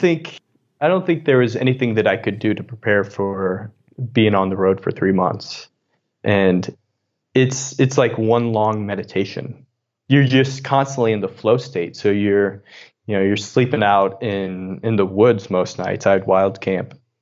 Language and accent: English; Southern Illinois, United States; moved away as an adult; also born or lived in Missouri / San Francisco; I grew up in Southern Illinois, and my dad was a coal miner